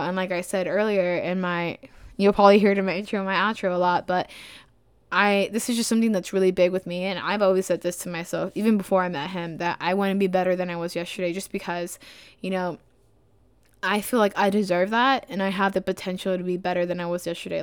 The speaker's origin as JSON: {"language": "English", "town": "Dallas", "region": "Texas", "country": "United States", "moved": "as an adult", "lives_now": "Spartanburg, United States", "said": "I'm from Dallas, Texas"}